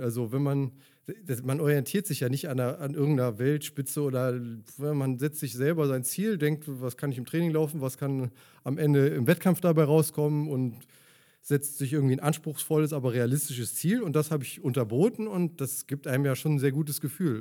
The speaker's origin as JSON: {"language": "German", "town": "Leverkusen", "region": "North Rhine-Westphalia", "country": "Germany", "tie": "born or raised there", "said": "ich bin in Leverkusen geboren und Leverkusen groß geworden, in Opladen zur Schule gegangen"}